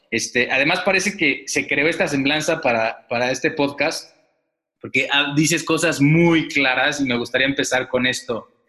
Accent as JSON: {"language": "Spanish", "region": "Mexico City", "country": "Mexico", "tie": "born there", "lives_now": "Querétaro, Mexico", "said": "Nací en la Ciudad de México en 1978 Primero, estudié artes plásticas en Bellas Artes y posteriormente terminé la carrera de diseño gráfico. Actualmente soy conferencista, artista gráfico, muralista y profesor. Radico en la ciudad de Querétaro"}